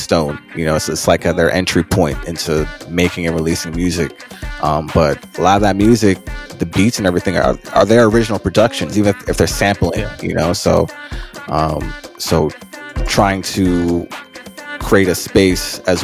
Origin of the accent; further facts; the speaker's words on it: Jamaica; I'm Jamaican